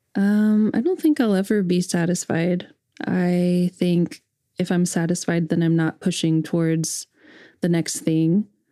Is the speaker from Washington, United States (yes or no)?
no; Edmond, Oklahoma, United States; growing up in Edmond, Oklahoma